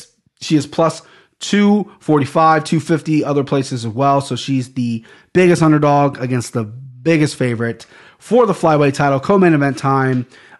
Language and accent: English; Cincinnati, Ohio, United States; I'm from Cincinnati.